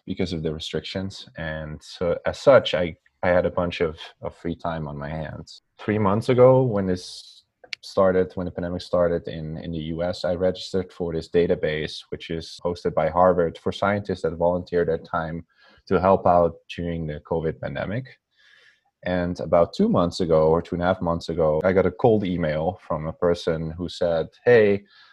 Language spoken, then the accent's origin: English; Netherlands; English is a second language; moved away as an adult; also born or lived in Amsterdam / Yale, New Haven, United States; So I'm from the Netherlands, and as some people sometimes notice, I have an accent. They can't always place it, but I do. So I'm from the Netherlands originally.